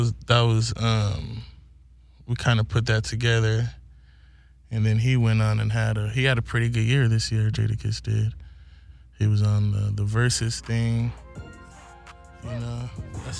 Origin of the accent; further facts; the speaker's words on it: Santa Maria, California, United States; I'm born and raised in California. A place called Santa Maria, California